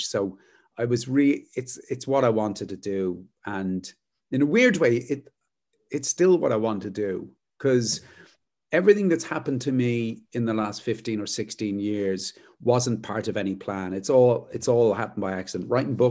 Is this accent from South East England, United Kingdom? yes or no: no; Luton, East of England, United Kingdom; also born or lived in London; I was born in London, and we moved to Luton when I was probably about 4 or 5 years old. Yeah. And had a very kind of Irish upbringing in Luton